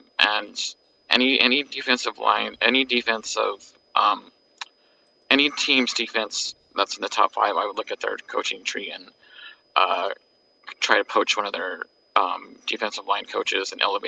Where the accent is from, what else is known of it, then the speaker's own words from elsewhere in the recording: Lemoore, California, United States; I'm actually from Lorenzo Neal's town, Lemoore.